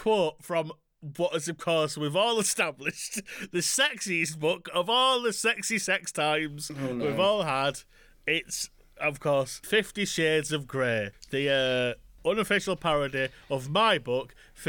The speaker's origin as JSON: {"language": "English", "region": "Yorkshire and the Humber", "country": "United Kingdom", "accent": "Yorkshire", "said": "West Yorkshire."}